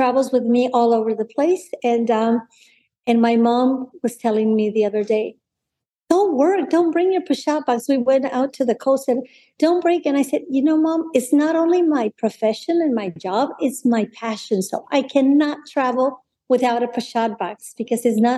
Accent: Monterrey, Nuevo León, Mexico; moved away as an adult; now in San Antonio, United States; I was born and raised in Monterrey, in a place called Monterrey, Nuevo León, Mexico, in a place called San Pedro Garza García

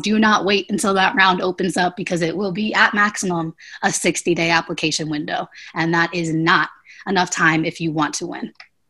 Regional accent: Pennsylvania, United States; we're all from the East Coast. Actually, we're all from Pennsylvania.

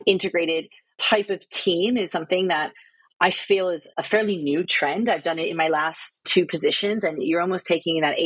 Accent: United States; moved away as an adult; also born or lived in Australia; now in United Kingdom; I'm American, but I spent 5 years in Australia and coming up to almost 7.5, 8 years now in the UK

